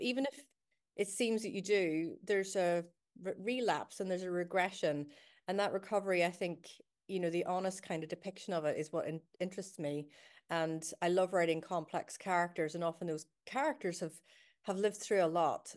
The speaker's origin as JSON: {"language": "English", "town": "Belfast", "region": "Northern Ireland", "country": "United Kingdom", "tie": "born or raised there", "moved": "yes", "lives_now": "Glasgow, United Kingdom", "said": "I was growing up in Belfast during the Troubles"}